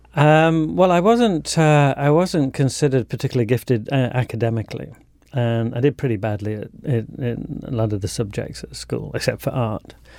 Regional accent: Leeds, Yorkshire and the Humber, United Kingdom; I grew up on the outskirts of Leeds, which is a big city in the north of England.

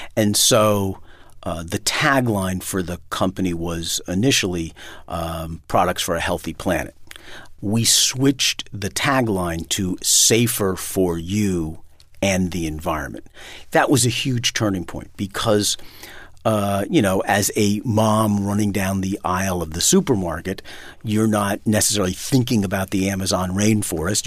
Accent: New York City, New York, United States; moved away as an adult; now in Vermont, United States; been born and raised in Manhattan

